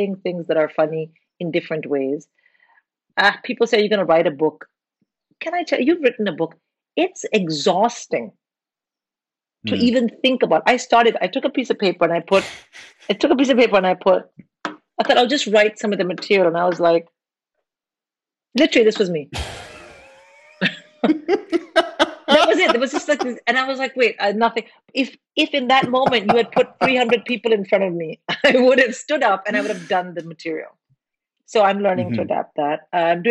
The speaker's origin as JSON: {"language": "English", "country": "India", "moved": "yes"}